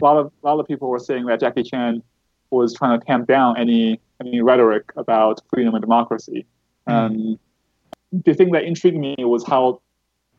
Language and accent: English; United States; also born or lived in China; As a person who lived in America for most of my life